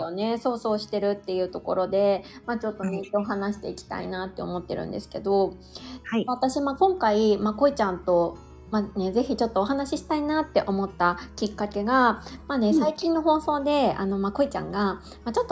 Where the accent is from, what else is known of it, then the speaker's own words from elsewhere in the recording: Niigata, Japan; 私は、あの、出身新潟なんですけど